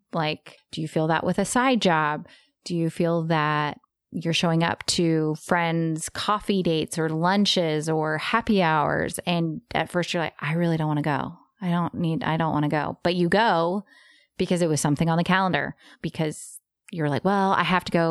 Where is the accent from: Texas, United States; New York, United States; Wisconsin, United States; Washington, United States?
Texas, United States; I'm from Texas